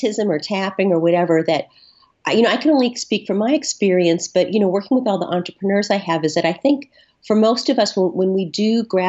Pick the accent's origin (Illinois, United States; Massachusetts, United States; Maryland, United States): Massachusetts, United States; Boston; I'm from Boston. We're really super provincial here